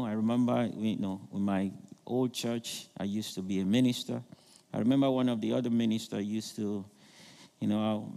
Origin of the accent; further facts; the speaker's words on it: Nigeria; I'm from Nigeria